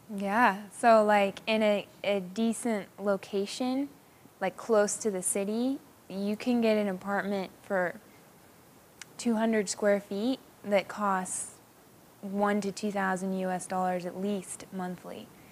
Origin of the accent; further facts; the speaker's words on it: Hong Kong; moved away; I was eight years old when we moved to Hong Kong